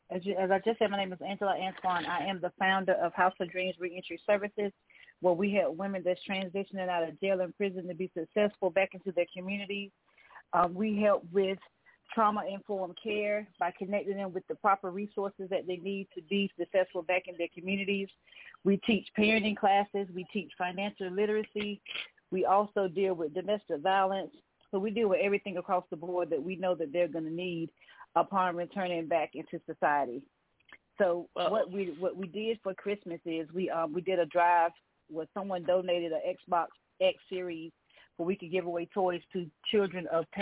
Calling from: Hampton, Virginia, United States; I'm calling from Hampton, Virginia.

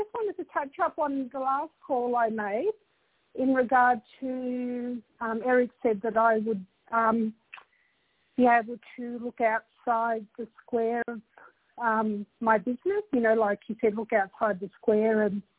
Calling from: Australia

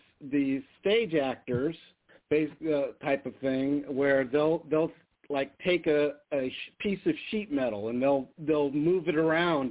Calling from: Las Vegas, Nevada, United States; from Vegas calling

